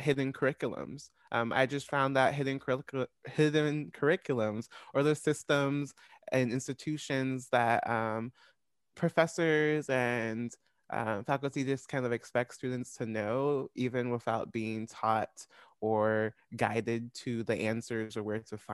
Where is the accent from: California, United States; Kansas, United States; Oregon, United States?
Kansas, United States; Olathe; white school district growing up in Olathe, Kansas.